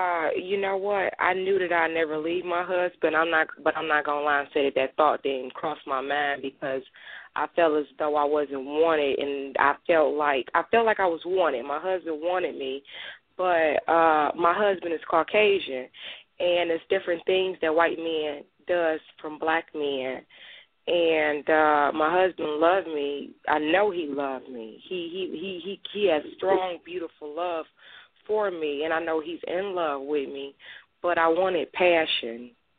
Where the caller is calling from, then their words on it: Michigan, United States; I'm calling in from Michigan.